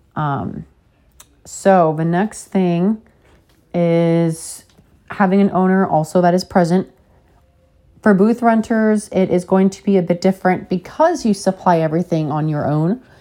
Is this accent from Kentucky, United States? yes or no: no; Alaska, United States; growing up with a dad and brothers in Alaska